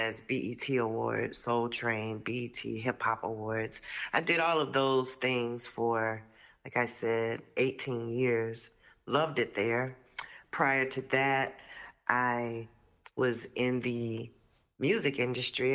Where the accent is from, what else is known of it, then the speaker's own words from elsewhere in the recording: Fort Lauderdale, Florida, United States; moved away as an adult; now in Washington, D.C., United States; I'm originally from South Florida, Fort Lauderdale